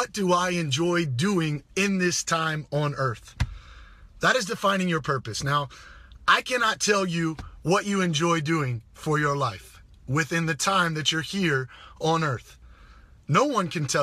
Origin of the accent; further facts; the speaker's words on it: Greenville, South Carolina, United States; moved away; I'm coming back from my hometown, Greenville, South Carolina